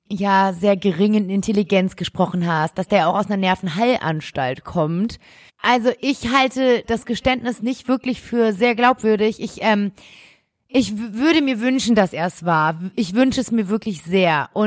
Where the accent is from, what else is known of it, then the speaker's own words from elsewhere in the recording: Berlin, Germany; weil wir ja aus Berlin kommen und und es alles sehr nah ist. Ähm, wir sind, wir sind sogar in dem Viertel aufgewachsen, wo Genau, wir kommen aus genau dem gleichen Viertel